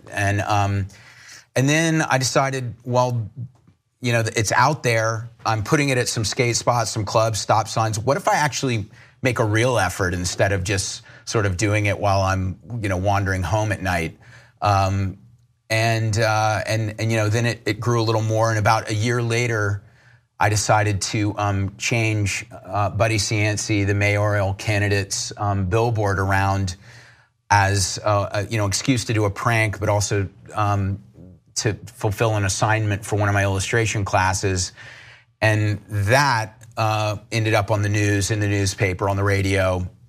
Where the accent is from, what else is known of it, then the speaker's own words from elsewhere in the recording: Charleston, South Carolina, United States; I grew up in Charleston, South Carolina